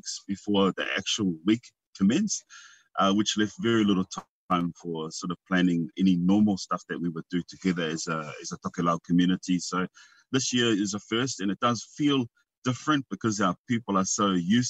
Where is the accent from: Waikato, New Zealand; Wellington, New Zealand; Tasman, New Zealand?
Wellington, New Zealand; now in Auckland, New Zealand; I was raised in Wellington